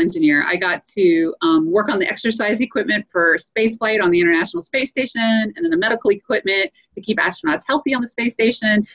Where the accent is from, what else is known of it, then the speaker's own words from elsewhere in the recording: Louisiana, United States; moved away as an adult; also born or lived in Colorado; I grew up in Louisiana